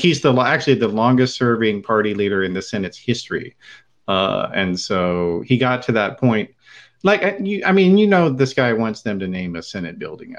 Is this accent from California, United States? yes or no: yes; California, United States; as a Californian, as we all are here on the show, so go California.